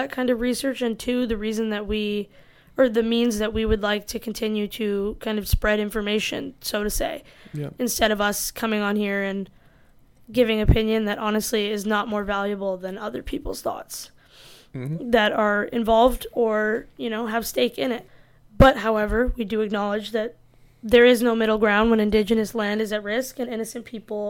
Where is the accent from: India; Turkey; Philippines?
India; I'm Indian